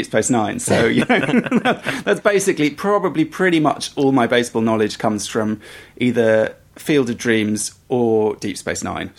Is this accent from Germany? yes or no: no; England, United Kingdom; I am an English person